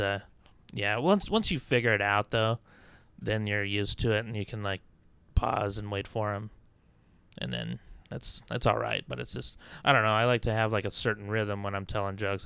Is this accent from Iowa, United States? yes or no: yes; Clarion, Iowa, United States; moved away; also born or lived in Albuquerque, New Mexico; I grew up in Iowa